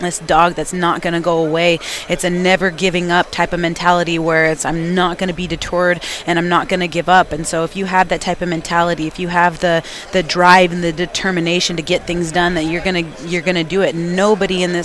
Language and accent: English; Washington, United States; We're both from Washington State